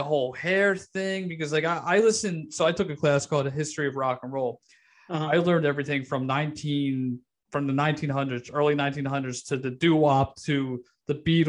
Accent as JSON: {"language": "English", "area": "Delaware County", "region": "Pennsylvania", "country": "United States", "tie": "born or raised there", "said": "I grew up in Delaware County."}